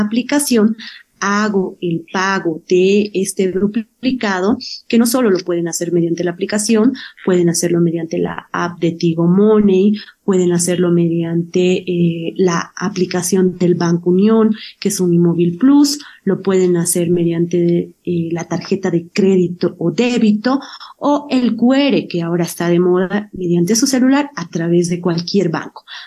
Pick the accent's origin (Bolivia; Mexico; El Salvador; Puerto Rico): Bolivia; nos identifican como boliviano